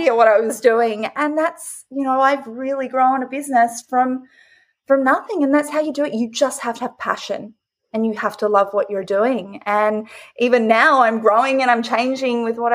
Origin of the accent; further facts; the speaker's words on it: Australia; moved away; I grew up originally in Australia, and I grew up on a farm.